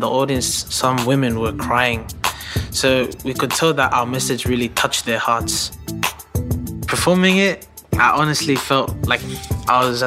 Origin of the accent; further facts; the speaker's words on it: Sydney, New South Wales, Australia; I'm from Punchbowl. I'm 15 years old.